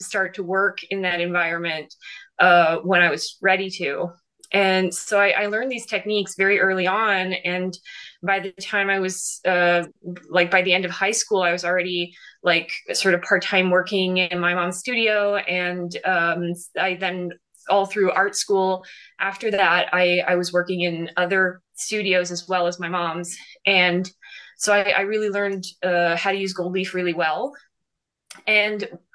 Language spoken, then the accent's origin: English; Florence, Tuscany, Italy; I was born and raised in Florence in Italy